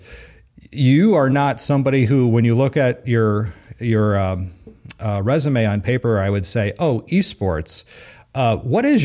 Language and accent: English; California, United States; growing up in California